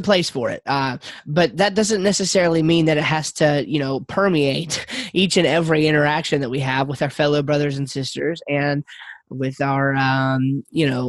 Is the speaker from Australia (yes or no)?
no; Yadkinville, North Carolina, United States; we're from North Carolina. We're from a place called Yadkinville, North Carolina